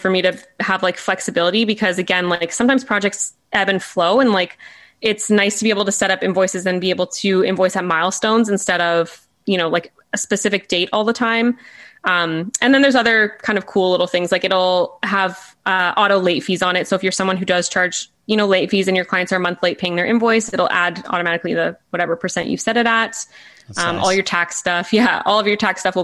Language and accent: English; Canada; as a Canadian